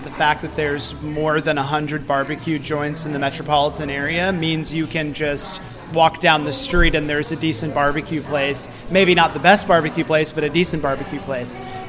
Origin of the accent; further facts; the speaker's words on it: Kansas City, Missouri, United States; moved away as an adult; now in New York, United States; I grew up in Kansas City, was very interested in, you know, eating good food and just being part of, you know, Kansas City.